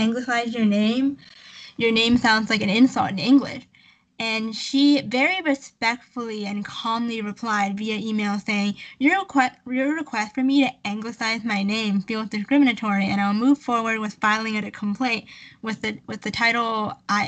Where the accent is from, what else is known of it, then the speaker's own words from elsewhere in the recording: Canada; we're Canadian, in case anyone forgot. We're from Canada